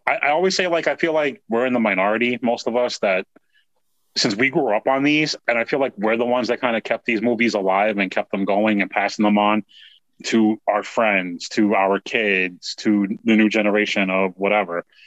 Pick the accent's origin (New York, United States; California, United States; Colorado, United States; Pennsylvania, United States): New York, United States; growing up in New York in the Bronx